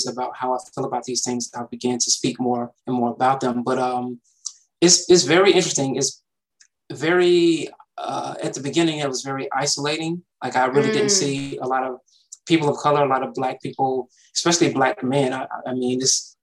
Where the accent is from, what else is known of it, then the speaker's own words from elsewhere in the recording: East Point, Georgia, United States; I grew up in the south side of Atlanta. So East Point specifically is close to the airport down here